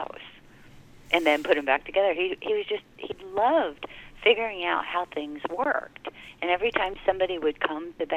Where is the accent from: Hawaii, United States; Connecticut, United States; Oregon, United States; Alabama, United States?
Hawaii, United States; I was raised in Hawaii